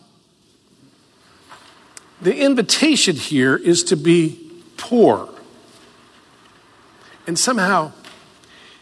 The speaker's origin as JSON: {"language": "English", "region": "the South", "country": "United States", "tie": "born or raised there", "said": "I grew up in the South."}